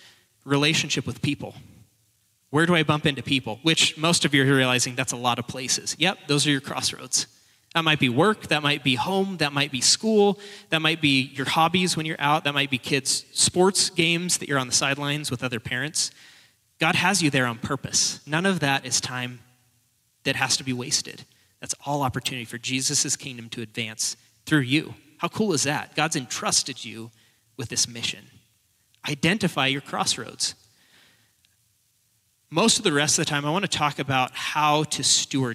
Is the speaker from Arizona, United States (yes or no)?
no; Portland, Oregon, United States; moved away as an adult; now in Spokane, United States; I'm not a local. I am now, but I was from Portland originally, but my wife and I moved up here